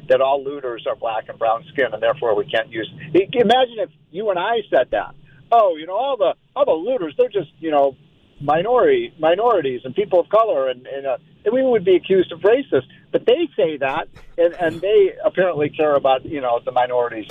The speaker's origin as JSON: {"language": "English", "town": "Chicago", "region": "Illinois", "country": "United States", "tie": "born or raised there", "moved": "yes", "lives_now": "Washington, D.C., United States", "said": "I grew up in Chicago."}